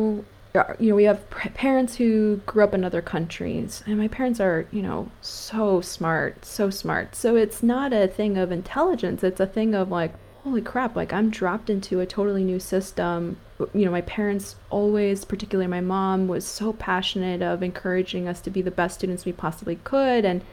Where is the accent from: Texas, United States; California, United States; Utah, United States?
California, United States; I grew up in California